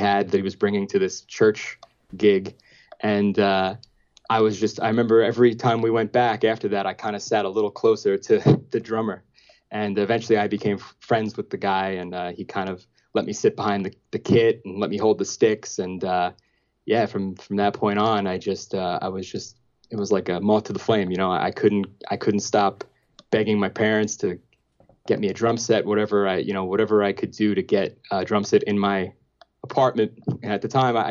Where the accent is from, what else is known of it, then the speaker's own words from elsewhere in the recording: New York City, New York, United States; I grew up in Marine Park, Brooklyn